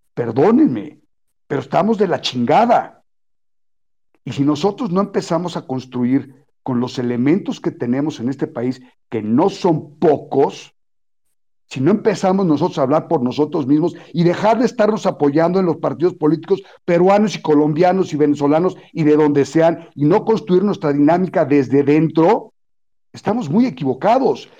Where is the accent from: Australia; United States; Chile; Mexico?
Mexico